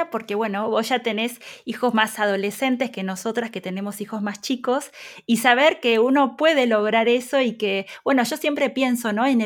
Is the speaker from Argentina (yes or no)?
yes; Argentina; Ojo, ayuda un montón que nosotros los dos somos argentinos.